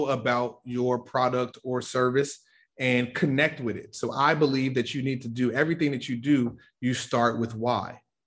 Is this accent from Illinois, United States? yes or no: yes; Chicago, Illinois, United States; I'm from the South Side of Chicago, Inglewood, very, very tough areas